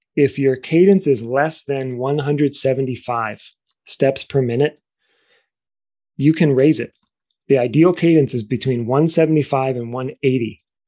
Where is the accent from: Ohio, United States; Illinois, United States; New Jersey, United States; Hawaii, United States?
Ohio, United States; Cleveland; I grew up in Cleveland, Ohio